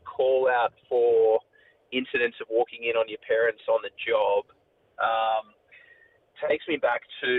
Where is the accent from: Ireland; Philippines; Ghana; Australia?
Australia; Sydney, New South Wales; now in Newcastle, Australia; We grew up in Sydney